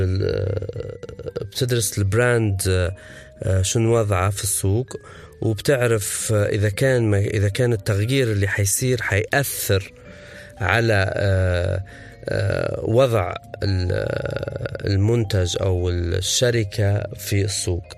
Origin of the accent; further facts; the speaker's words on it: Benghazi, Libya; نحن في بنغازي